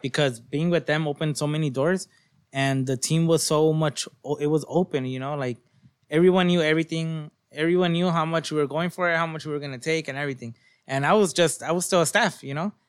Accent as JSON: {"language": "English", "town": "Long Beach", "region": "California", "country": "United States", "said": "I'm from Long Beach"}